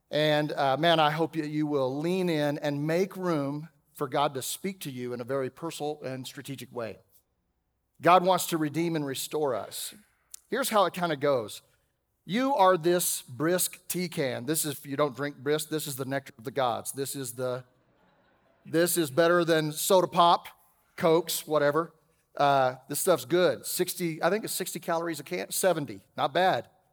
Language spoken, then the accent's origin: English; Texas, United States; I'm a Texan raised by a couple of teenagers